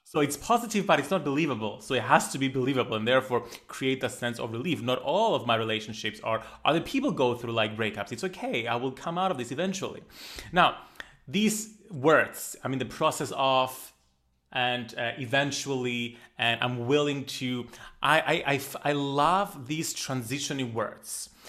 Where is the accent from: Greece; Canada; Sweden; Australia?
Greece; accent: Greek; I love my Greek accent